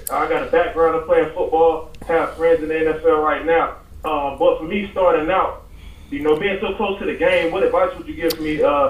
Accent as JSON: {"language": "English", "town": "Miami", "region": "Florida", "country": "United States", "moved": "yes", "lives_now": "Atlanta, United States", "said": "I'm from Miami, Florida."}